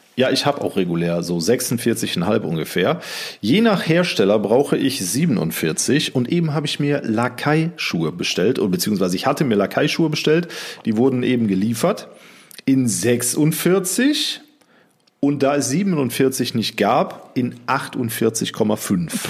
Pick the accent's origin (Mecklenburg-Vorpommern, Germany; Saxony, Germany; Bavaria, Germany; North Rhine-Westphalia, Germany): North Rhine-Westphalia, Germany; Aber wir kommen eigentlich aus Südwestfalen